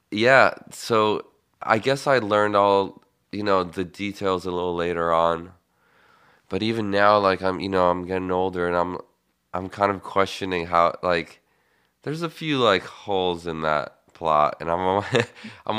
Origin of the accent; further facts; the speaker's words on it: Bucharest, Romania; now in United States; I grew up in Bucharest, Romania